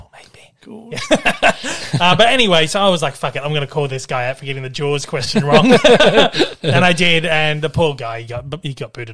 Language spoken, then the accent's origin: English; Australia; what we call them in Australia